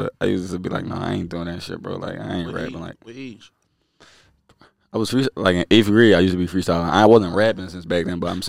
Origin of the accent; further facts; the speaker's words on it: Philadelphia, Pennsylvania, United States; I'm from West Philly.